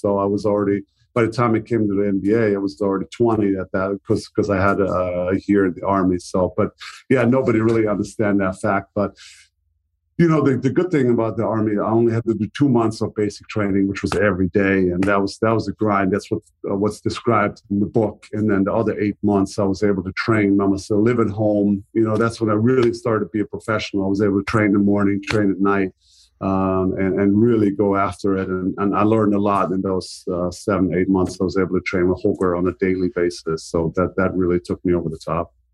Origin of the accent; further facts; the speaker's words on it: Germany; English is a second language; moved away as an adult; also born or lived in Dallas; to Germany, to my hometown